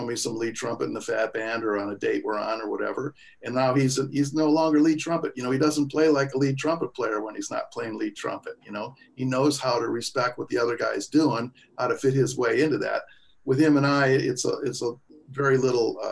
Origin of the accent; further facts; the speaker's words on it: Kenosha, Wisconsin, United States; I'm from Kenosha, Wisconsin